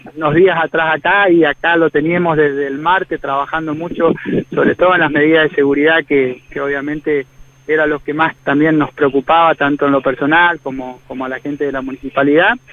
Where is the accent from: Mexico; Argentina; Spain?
Argentina; Machagai, Chaco; moved away as an adult; now in Resistencia, Argentina; estoy oriundo de Machagay